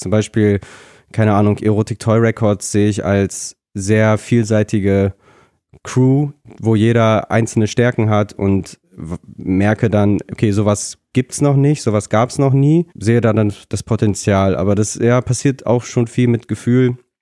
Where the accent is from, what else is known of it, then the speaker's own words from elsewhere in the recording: Germany; also born or lived in Nikolayevka, Kazakhstan / Lutherstadt Wittenberg; ich komme aus der Nähe von Bremen. Ah. Bin ich aufgewachsen